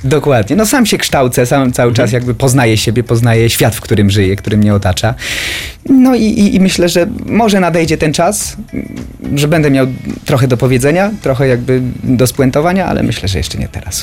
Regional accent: Niepołomice, Lesser Poland, Poland; jestem spod Krakowa, z Niepołomic

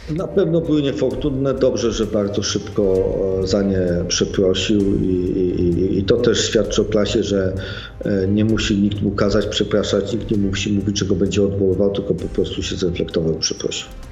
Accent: Sopot, Pomeranian Voivodeship, Poland; Ja jestem, wychowałem się w Sopocie, jestem przyzwyczajony, wychowałem się w Trójmieście

